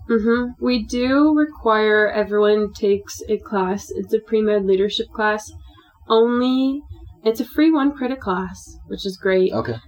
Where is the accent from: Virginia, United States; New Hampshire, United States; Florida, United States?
Virginia, United States; Northern; moved away as an adult; now in Provo, United States; I'm from Virginia, Northern Virginia